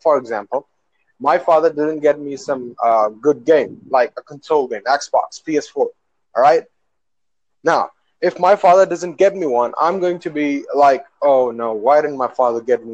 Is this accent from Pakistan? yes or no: yes; Pakistan; I'm from Asia. I don't know if you've heard about it. Pakistan